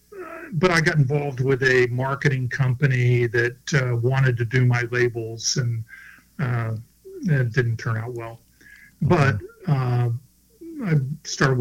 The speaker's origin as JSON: {"language": "English", "region": "Florida", "country": "United States", "tie": "born or raised there", "said": "I grew up in Florida, grew up sailing"}